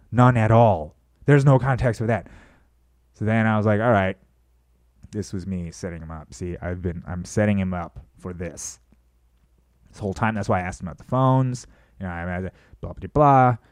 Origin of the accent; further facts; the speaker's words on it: United States; I'm an American.